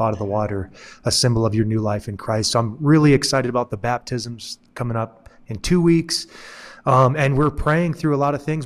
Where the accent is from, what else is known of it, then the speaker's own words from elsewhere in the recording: Michigan, United States; moved away as an adult; now in New Mexico, United States; since I moved to New Mexico, 'cause originally I'm from Michigan